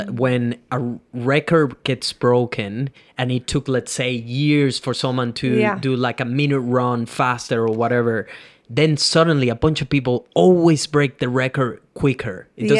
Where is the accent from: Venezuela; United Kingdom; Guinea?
Venezuela; English is a second language; I come from Venezuela, third world country, didn't even spoke English 6 years ago